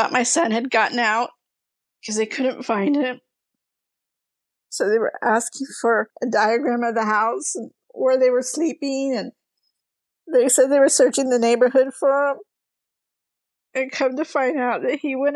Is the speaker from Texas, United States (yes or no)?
no; Los Angeles, California, United States; also born or lived in Bell, California; My mom brought me out to California at the age of 3, and I grew up in Highland Park, California